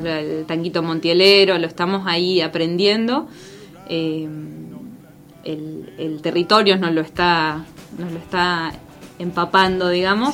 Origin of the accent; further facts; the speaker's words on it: Concepción del Uruguay, Entre Ríos, Argentina; moved away as an adult; also born or lived in Buenos Aires; yo soy de Concepción del Uruguay